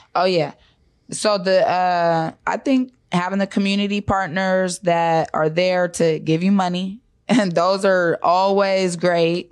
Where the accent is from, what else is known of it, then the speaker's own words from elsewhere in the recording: Seattle, Washington, United States; also born or lived in Park Lake Homes, King County / Highline, King County; I'm born and raised in Seattle